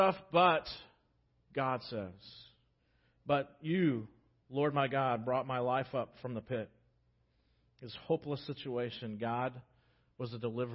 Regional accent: United States; as American Christians

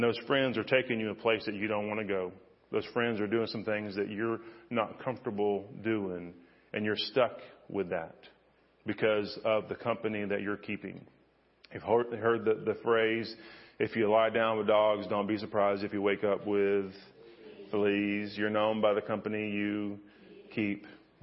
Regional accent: Freeport, Texas, United States; also born or lived in Florida / Missouri / Arkansas / Fort Worth; I was born in Florida, and I've lived in Missouri and Arkansas and Fort Worth and Needville and all kind of places. And so I ended up graduating from a town in Freeport, Texas, down on the coast, Surfside, Lake Jackson.

